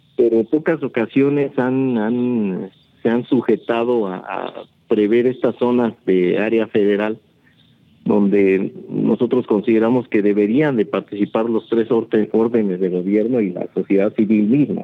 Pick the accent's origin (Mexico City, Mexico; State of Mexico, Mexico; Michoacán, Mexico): State of Mexico, Mexico; Teotihuacán; hoy ya ni siquiera somos gente de Teotihuacán